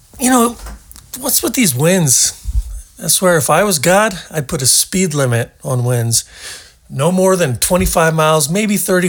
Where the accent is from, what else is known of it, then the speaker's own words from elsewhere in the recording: Portland, Oregon, United States; moved away; I'm originally from Portland, Oregon, the once great city of Portland, Oregon. And they got farmers markets, lots of fresh, local, organic, natural food, just a fertile valley there. It was the end of the Oregon Trail. Everybody wanted to go there because it was so good. And I grew up there